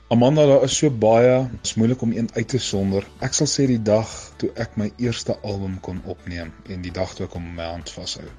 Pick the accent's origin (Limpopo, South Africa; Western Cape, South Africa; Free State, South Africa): Limpopo, South Africa; Mokopane; ek het groot geword so 10 km buitekant Mokopane, ook bekend as Potgietersrus.